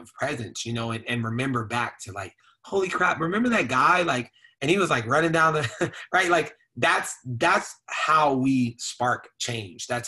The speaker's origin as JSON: {"language": "English", "town": "Phoenix", "region": "Arizona", "country": "United States", "tie": "born or raised there", "said": "I grew up over in South Phoenix"}